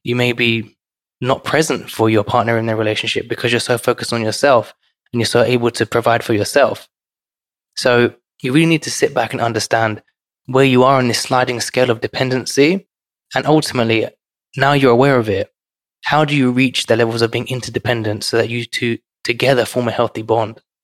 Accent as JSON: {"language": "English", "region": "London", "country": "United Kingdom", "tie": "born or raised there", "said": "growing up in London is quite respectful for people of different backgrounds"}